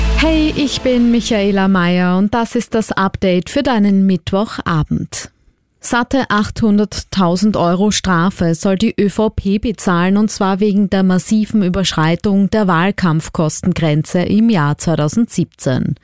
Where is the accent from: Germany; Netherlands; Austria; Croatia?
Austria; bei uns in Österreich